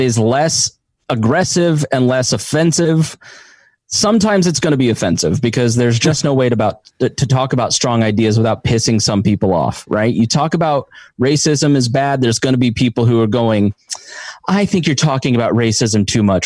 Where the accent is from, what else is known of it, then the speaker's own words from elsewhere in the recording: Avon, Indiana, United States; where I grew up in Avon, Indiana